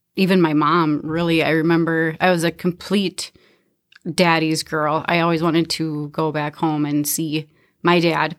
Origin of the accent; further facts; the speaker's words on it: Minnesota, United States; also born or lived in Canby, Minnesota; I grew up in Browardville, Minnesota. I consider that home